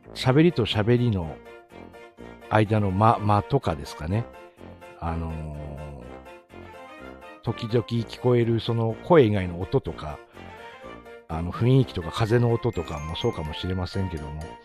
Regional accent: Tsugaru, Aomori, Japan; accent: Tsugaru dialect; 津軽弁丸出しの、あの、地元の

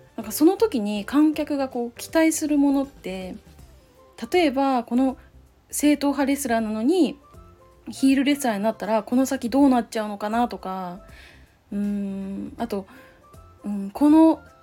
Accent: Chiba, Japan; moved away as an adult; also born or lived in Ishikawa Prefecture / Saitama Prefecture / Kanagawa Prefecture / Aichi Prefecture; now in Aichi, Japan; まず石川県で生まれてでその後埼玉県に引っ越しました、まあ、それで幼稚園の年長さんくらいに千葉県に引っ越してでそのまま二十歳までは過ごした

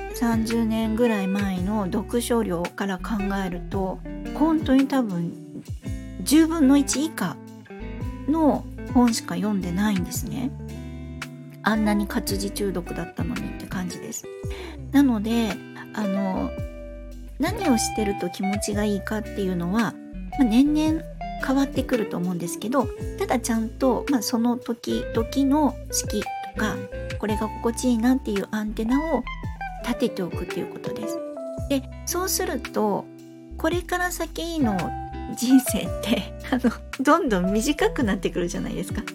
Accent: Fukuoka, Japan; 私あの福岡の海の近くで育ったので海が大好きで

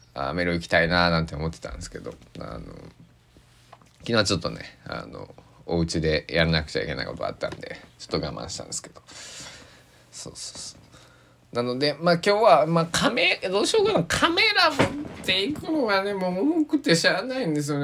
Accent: Kochi, Japan; moved away; 僕が生まれ育ったね高知県佐木市

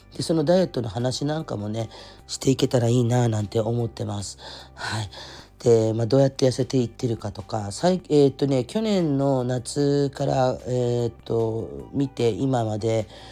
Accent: Kurume, Fukuoka, Japan; accent: Kurume dialect; moved away as an adult; also born or lived in Oita Prefecture; now in Oita, Japan; 出身は福岡県の久留米というところなんですけれども、まあ、もともと生まれも育ちも、もうバリバリのカチカチの久留米っ子ガチです

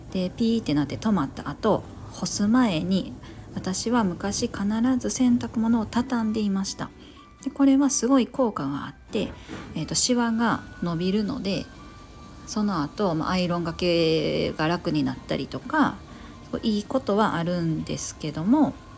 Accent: Kansai, Japan; moved away; 関西出身

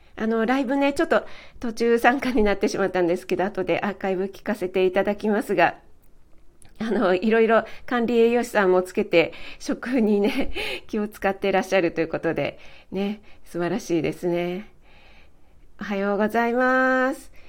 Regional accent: Kanagawa, Japan; 私も神奈川出身なので

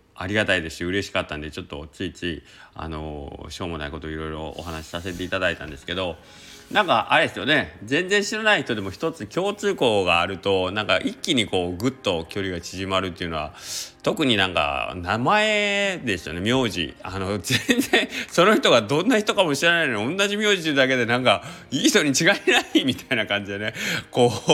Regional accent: Kagawa, Japan; also born or lived in Osaka; 僕が香川出身

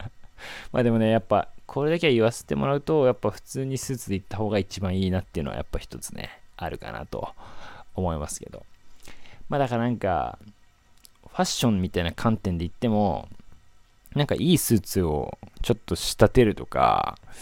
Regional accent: Yokosuka, Kanagawa, Japan; 僕横須賀出身なんですけど

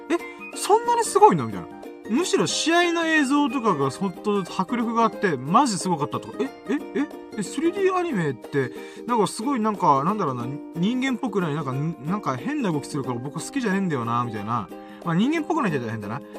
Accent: Okinawa, Japan; 沖縄に住んでるんですよ。沖縄出身だから、はあ、沖縄のあの風景、しかも僕は父ちゃんがね、離島出身だったから

